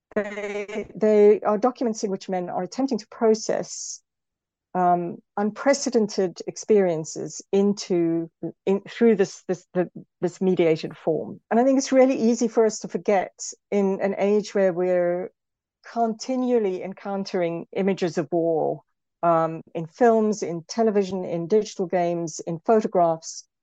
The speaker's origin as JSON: {"language": "English", "country": "South Africa", "also_born_or_lived": "United Kingdom", "moved": "yes", "said": "as a South African, um, for example, I'm often thought, especially in Britain, the way I talk is often sometimes assumed to be aggressive, when in actual fact, from a South African perspective, it's not"}